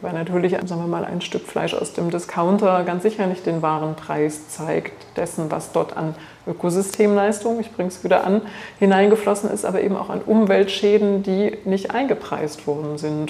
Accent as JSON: {"language": "German", "region": "Thuringia", "country": "Germany", "moved": "yes", "said": "ich komme aus Thüringen ursprünglich"}